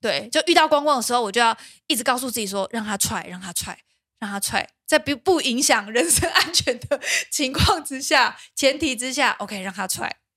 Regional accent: Pingtung, Pingtung County, Taiwan; now in Taipei, Taiwan; 我们家因为小时候我们在屏东长大

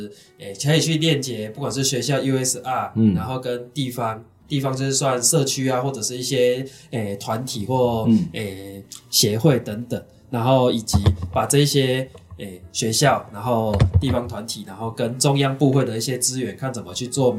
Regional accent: Chiayi, Taiwan; 那负因为我是嘉义人，所以那时候是负责嘉义区域的

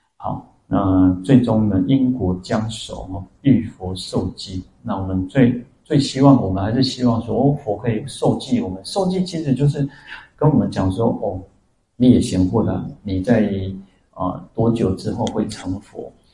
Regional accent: Taiwan; 我们台湾人

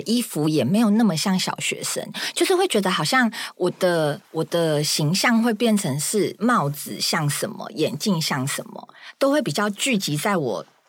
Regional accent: Taichung, Taiwan; 我是台中， 的，我是台中人

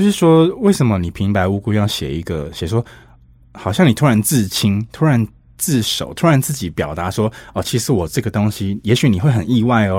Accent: Pingtung County, Taiwan; moved away; also born or lived in Taipei; 我屏东人嘛，所以我有一很长一段时间我是坐客运来回台北的

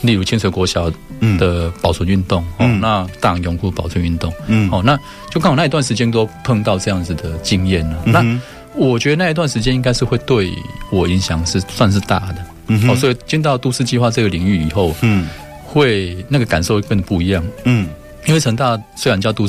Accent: Shalu, Taichung, Taiwan; 因为我我是在沙鹿的市场长大的小孩，嗯，就是说这种经验事实上阅读。除了课内的课本以外，其他阅读几乎没有。

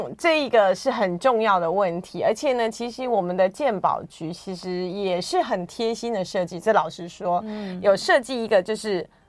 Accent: Taiwan; 我台湾人，不是韩系的。

